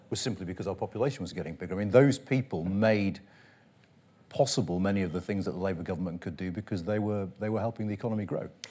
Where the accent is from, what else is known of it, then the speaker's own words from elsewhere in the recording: Yorkshire and the Humber, United Kingdom; I, I grew up in West Yorkshire